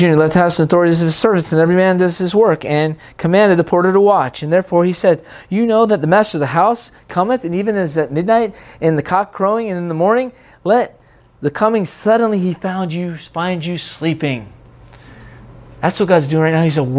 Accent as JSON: {"language": "English", "town": "Seattle", "region": "Washington", "country": "United States", "tie": "born or raised there", "said": "Oh, but I was growing up in Seattle, but it wasn't that time."}